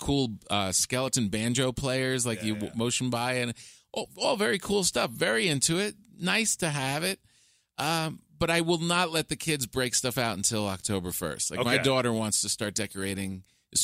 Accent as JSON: {"language": "English", "region": "East Coast", "country": "United States", "moved": "yes", "lives_now": "Los Angeles, United States", "said": "I'm originally from the East Coast"}